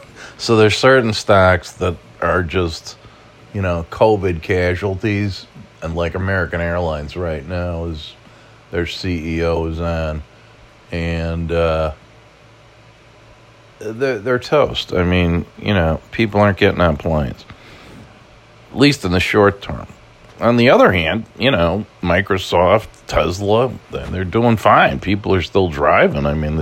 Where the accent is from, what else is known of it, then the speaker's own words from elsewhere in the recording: Ireland; But then again, as an Irishman, you know, not unfamiliar with the iron grip of alcohol on the psyche, I shouldn't be so surprised.